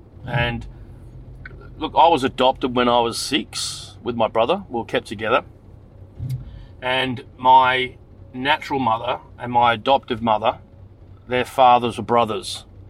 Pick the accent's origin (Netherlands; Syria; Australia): Australia; Frankston, Victoria; It looks like I was born in Frankston, Victoria in 1971. And my brother was born in 73. So we grew up in Frankston.